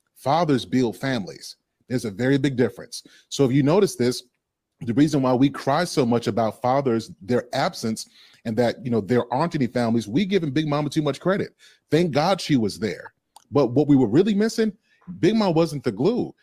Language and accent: English; Atlanta, Georgia, United States; I grew up in Atlanta, Georgia